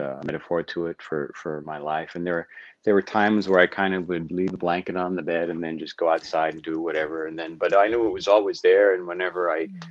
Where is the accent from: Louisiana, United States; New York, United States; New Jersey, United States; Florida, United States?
New York, United States; New York City; moved away as an adult; now in Los Angeles, United States; I'm from New York City. I was born and raised in New York City in the suburbs of New York.